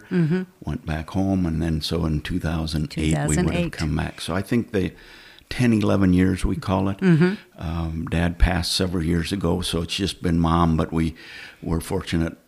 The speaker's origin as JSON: {"language": "English", "region": "Northeast Nebraska", "country": "United States", "also_born_or_lived": "Kansas City area", "moved": "as an adult", "lives_now": "Kansas City, United States", "said": "We're originally from Northeast Nebraska. About 20 years ago, work brought me to the Kansas City area"}